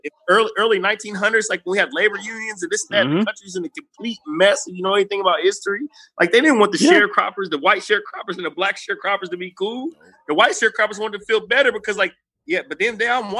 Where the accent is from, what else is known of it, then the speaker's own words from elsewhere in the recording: United States; I'm American